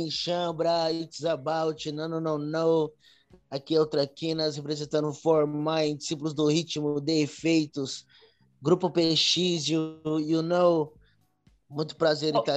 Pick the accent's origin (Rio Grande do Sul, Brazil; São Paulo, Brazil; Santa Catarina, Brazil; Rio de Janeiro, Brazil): São Paulo, Brazil; É, nasci na Bela Vista, ali no centro de São Paulo. Então, nasci e cresci ali naquela região.